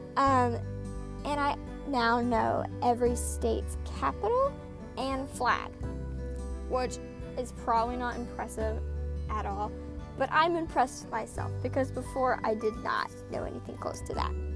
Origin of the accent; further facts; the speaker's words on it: Oklahoma, United States; I'm from Oklahoma